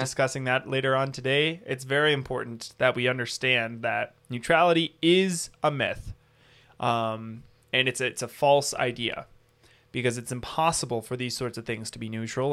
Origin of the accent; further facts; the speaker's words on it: United States; we have as American citizens